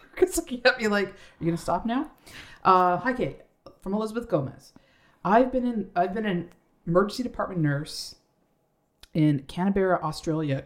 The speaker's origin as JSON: {"language": "English", "country": "Canada", "said": "We do have accents. We're Canadian"}